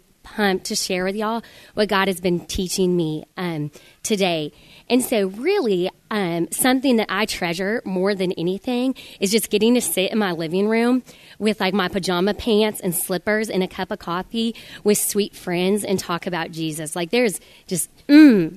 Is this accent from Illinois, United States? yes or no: no; Denver, Colorado, United States; I'm from Denver, Colorado, and I have three sisters